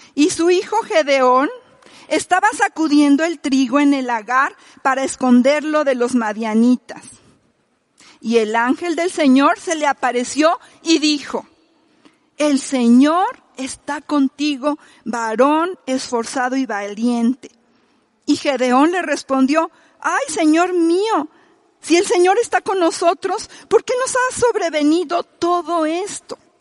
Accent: Mexico; nosotros somos mexicanos

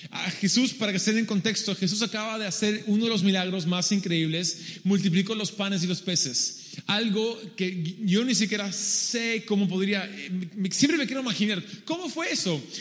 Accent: Peru; Spanish is a second language; also born or lived in San Diego, United States; Yo obviamente me ven y soy gringo. Ah, yo, no nací en Perú, nací en San Diego, California. Pero a los dos años mis padres y mi, hermana y yo vamos al Perú como misioneros para trabajar en ese país.

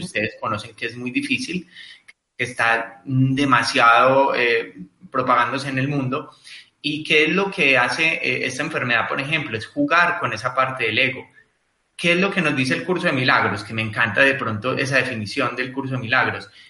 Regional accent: Colombia; en mi país, en Colombia específicamente

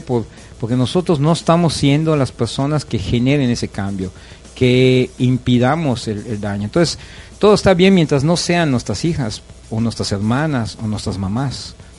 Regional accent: Yucatán, Mexico; a nosotros como como ciudadanos, como yucatecos

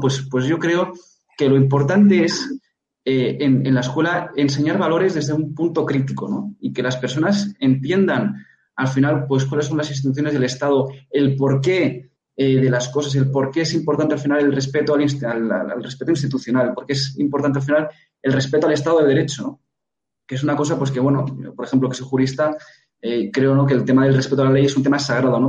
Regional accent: Catalonia, Spain; Yo vengo de Cataluña, soy catalán, eh, he padecido la inversión lingüística

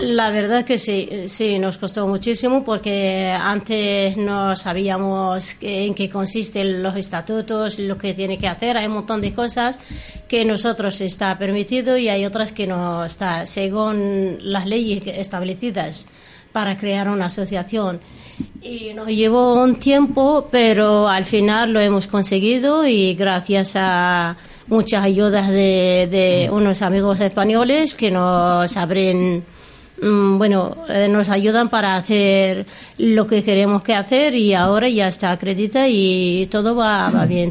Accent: Western Sahara; first language Arabic; Spanish is a second language; moved away as an adult; also born or lived in Castilla-La Mancha / Cantabria; now in Torrelavega, Spain; somos saharauis

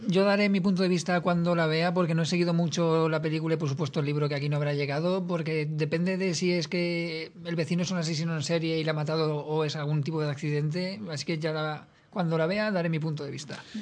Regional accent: Spain; yo como español

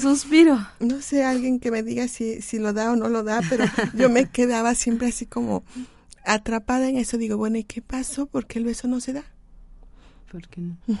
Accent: Mexico; como mexicanos

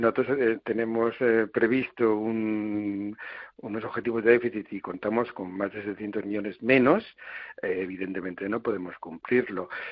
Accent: Valencian Community, Spain; cinco millones de personas que somos los valencianos

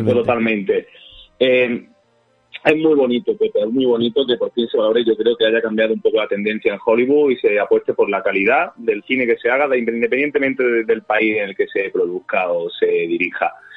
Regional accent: Jaén, Andalusia, Spain; yo soy de Jaén

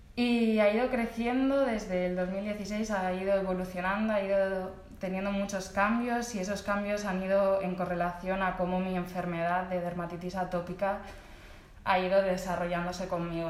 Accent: Alcoy, Valencian Community, Spain; also born or lived in Alicante / London; nací en Alcoy. Estudié ballet en una escuela del pueblo

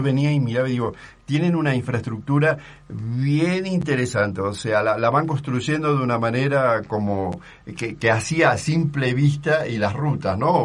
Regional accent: Argentina; now in Mexico; como argentino

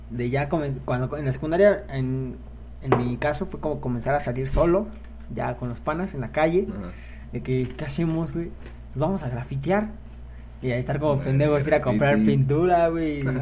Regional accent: Mexico; ahorita darme cuenta cómo, cómo fue mi infancia como mexicano.

